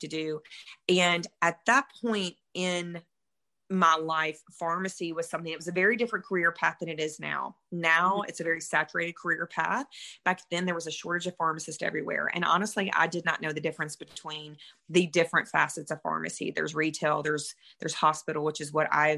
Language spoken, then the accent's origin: English; Mississippi, United States; moved away; I am from Mississippi originally. Hence the accent